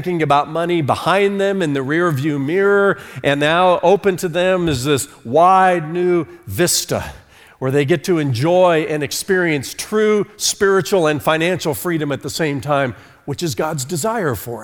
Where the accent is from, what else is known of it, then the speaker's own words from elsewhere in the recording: Fort Wayne, Indiana, United States; moved away as an adult; also born or lived in New York City / Charlotte, North Carolina; moved me from Fort Wayne, Indiana, which was my hometown, to New York City